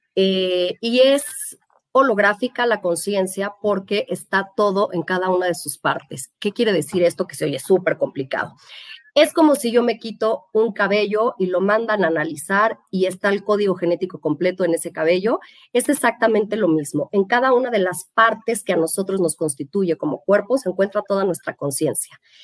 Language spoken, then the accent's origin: Spanish; Mexico; somos mexicanos